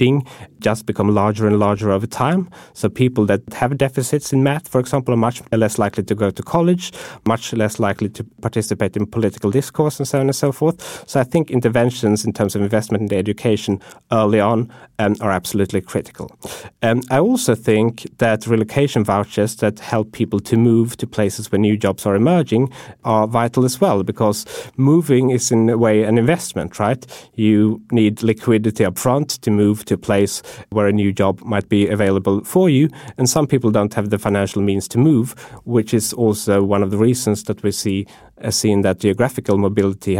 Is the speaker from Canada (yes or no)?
no; Sweden; moved away; when I go home to my home country, which is Sweden